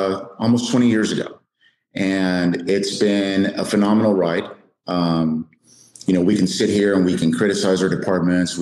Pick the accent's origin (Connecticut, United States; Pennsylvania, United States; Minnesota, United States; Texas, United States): Texas, United States; South; I grew up in South Texas, was there all my life